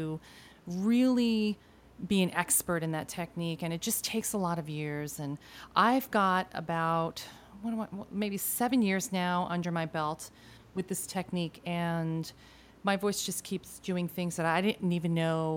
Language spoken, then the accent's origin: English; Argentina; I was born in Argentina, so I speak Spanish